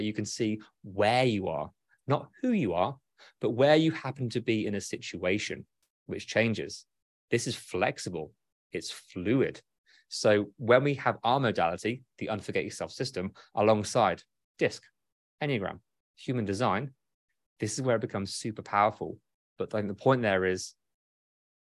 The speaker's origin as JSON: {"language": "English", "country": "United Kingdom", "said": "I'm British"}